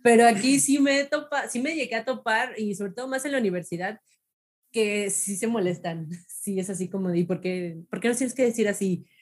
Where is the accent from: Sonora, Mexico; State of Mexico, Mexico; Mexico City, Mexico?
State of Mexico, Mexico; soy del Estado de México